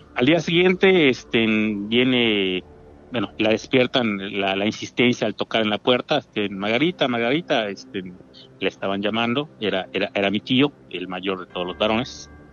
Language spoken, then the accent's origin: Spanish; Mérida, Yucatán, Mexico; Aquí de Mérida, la ciudad de Mérida, Yucatán.